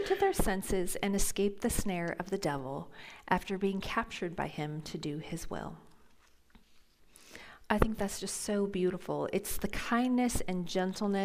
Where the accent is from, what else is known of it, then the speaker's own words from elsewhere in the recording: Phoenix, Arizona, United States; moved away; I grew up in Phoenix, Arizona